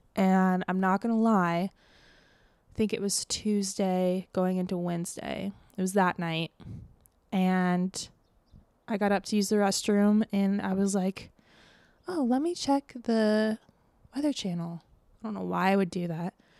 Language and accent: English; Tampa, Florida, United States; moved away; my hometown